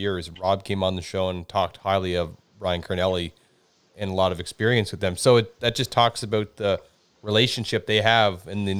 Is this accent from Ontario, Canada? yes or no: no; Miramichi, New Brunswick, Canada; moved away; my hometown, Merrimachine, New Brunswick